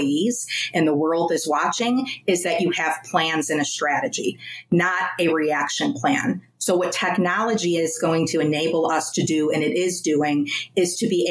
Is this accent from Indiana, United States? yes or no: no; Chicago, Illinois, United States; I was born and raised on the South Side.